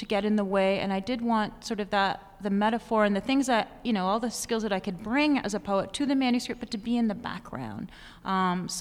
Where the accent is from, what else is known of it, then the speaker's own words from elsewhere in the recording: Ridgeway, Ontario, Canada; also born or lived in Hamilton, Ontario / Grimsby, Ontario; I grew up in small town Ontario. I was born in Hamilton, and then we left Grimsby and we moved to this place called Ridgeway.